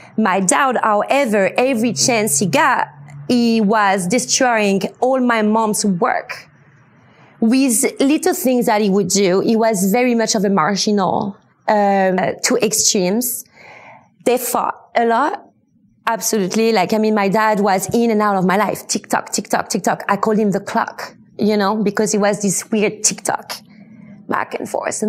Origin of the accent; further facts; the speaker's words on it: United States; born there; English is a second language; I was born in America. My dad was a super cool musician, compositor, making quite amazing soundtracks. And he's kind of the one that had the master idea of making us as my twin and I, born in America.